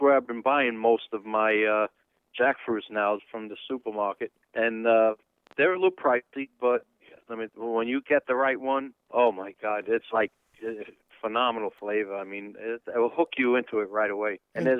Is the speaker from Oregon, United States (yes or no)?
no; New York City, New York, United States; moved away; Actually, I'm from the Bronx too.